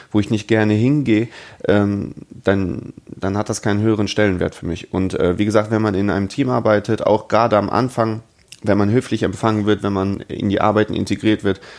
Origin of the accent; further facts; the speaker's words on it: Bochum, North Rhine-Westphalia, Germany; ich komme ja selber aus Bochum, das heißt, ich habe ja 45, 50 Kilometer immer pro Fahrt die ich fahren muss.